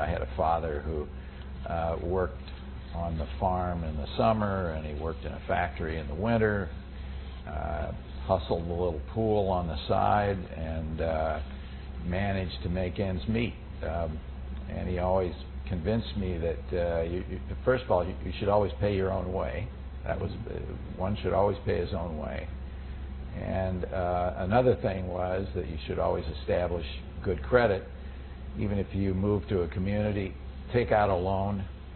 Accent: Cedar Falls, Iowa, United States; moved away as an adult; I was born in 1933 in Cedar Falls, Iowa, a town near where I grew up on a farm

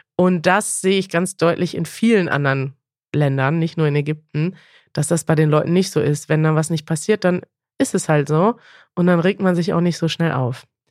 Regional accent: Germany; ich als Deutsche

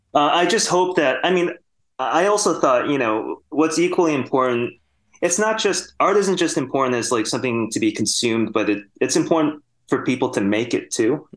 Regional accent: Sterling Heights, Michigan, United States; moved away; also born or lived in New Zealand; I grew up in Michigan

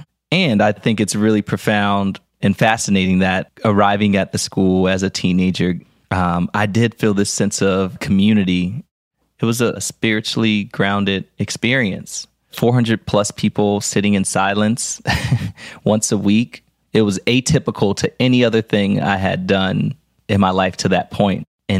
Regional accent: Philadelphia, Pennsylvania, United States; I told you I grew up in West Philly, and I grew up going to Baptist church.

